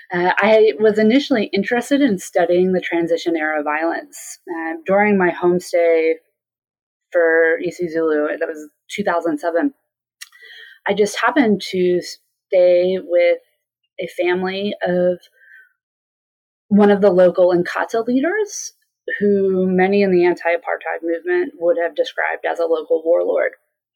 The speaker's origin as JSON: {"language": "English", "country": "United States", "said": "that I had those experiences as a college student, as an American college student."}